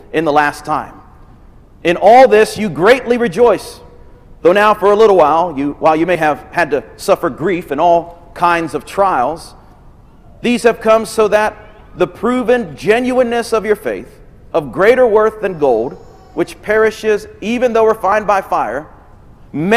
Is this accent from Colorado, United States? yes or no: yes; Denver, Colorado, United States; I'm from Denver.